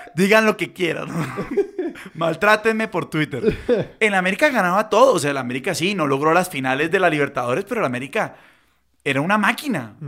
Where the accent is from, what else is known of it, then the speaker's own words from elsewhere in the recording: Cali, Valle del Cauca, Colombia; yo siendo caleño